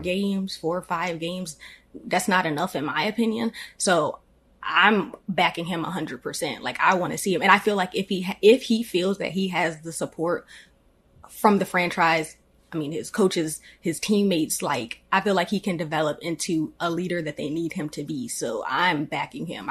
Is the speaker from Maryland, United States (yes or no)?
yes; Annapolis, Maryland, United States; born and raised in Annapolis, Maryland